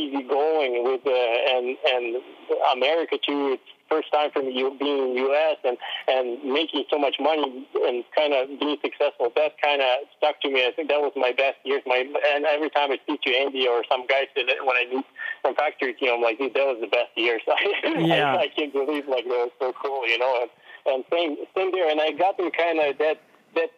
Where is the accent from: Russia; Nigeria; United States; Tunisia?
Russia; moved away; I was from Russia